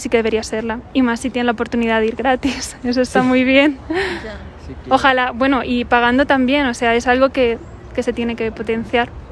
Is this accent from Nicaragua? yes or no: no; Spain; moved away; aquí, en México, yo soy de España